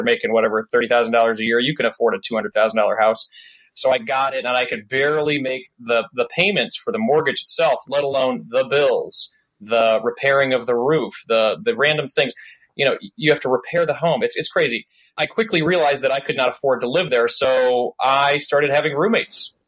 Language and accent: English; suburb of Detroit, Michigan, United States; I grew up just outside of Detroit in a nice suburb.